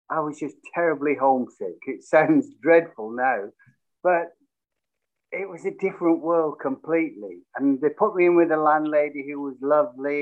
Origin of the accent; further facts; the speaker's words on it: Bolton, North West England, United Kingdom; moved away as an adult; also born or lived in Preston / London; Bolton Wanderers, which was my hometown